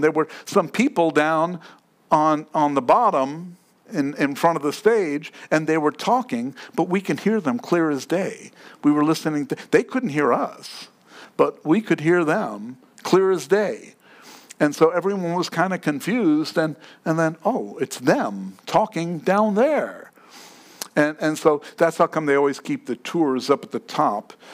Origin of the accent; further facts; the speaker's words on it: New York City, New York, United States; Now, I grew up in New York. And I took the subway at 4 o'clock in the morning at 14 years old.